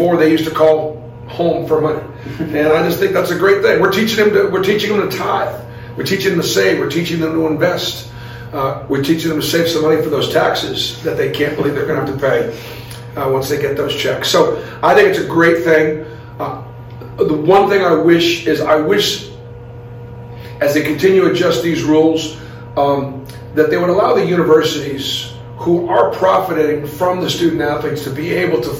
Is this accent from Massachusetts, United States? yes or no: yes; Boston, Massachusetts, United States; Growing up in Boston, I saw real racism